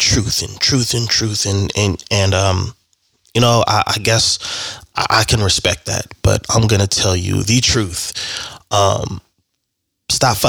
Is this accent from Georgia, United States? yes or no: no; Bakersfield, California, United States; in my hometown where I was born